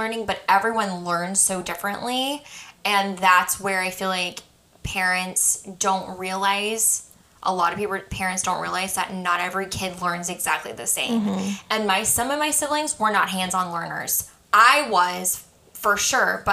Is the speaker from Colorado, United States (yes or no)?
yes; Colorado, United States; our church group that I went to as a child growing up in Colorado